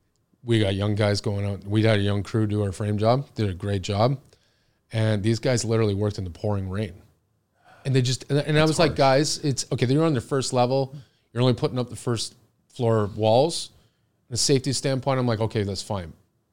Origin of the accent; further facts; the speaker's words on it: Oakville, Ontario, Canada; I grew up in Oakville. So I grew up in Brawny. I went to Kiwi Park.